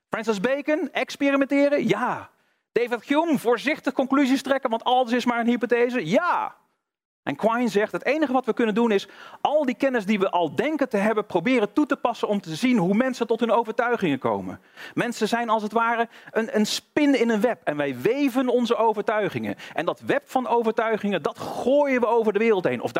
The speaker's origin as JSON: {"language": "Dutch", "region": "North Brabant", "country": "Netherlands", "said": "Ik kom uit Brabant, dus ik, ik hou het even bij gewoon biljart."}